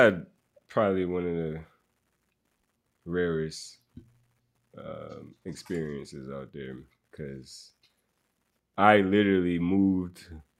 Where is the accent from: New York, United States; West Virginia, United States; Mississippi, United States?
New York, United States; New York City; me and Ron Artest grew up in Queensbridge, and I grew up in Ravenswood. That's 3 blocks away